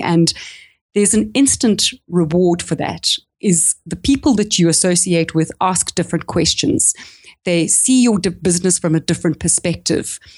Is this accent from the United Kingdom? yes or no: no; South Africa; accent: South African; moved away as an adult; I'm actually South African, if you can hear it by my accent, but I've, I haven't lived in the country for fifteen years.